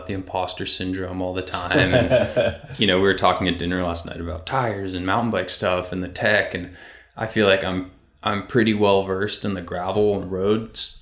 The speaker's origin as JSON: {"language": "English", "area": "Marin County", "region": "California", "country": "United States", "tie": "born or raised there", "said": "I grew up in Marin County, which is the birthplace of mountain biking"}